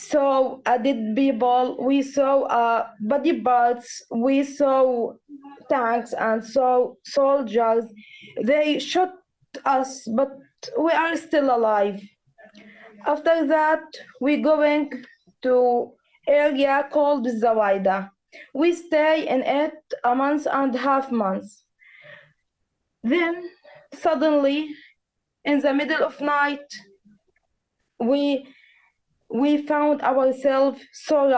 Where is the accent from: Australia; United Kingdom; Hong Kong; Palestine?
Palestine; Gaza Strip; We are from Gaza